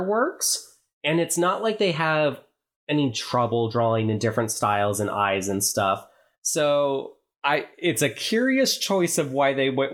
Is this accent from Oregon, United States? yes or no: yes; Oregon, United States; I'm from Oregon.